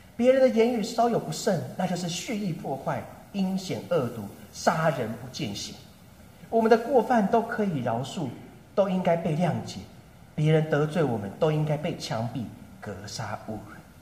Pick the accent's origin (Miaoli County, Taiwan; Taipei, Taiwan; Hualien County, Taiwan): Taipei, Taiwan; moved away as an adult; now in Nankan, Taiwan; 从小到大天龙国长大的我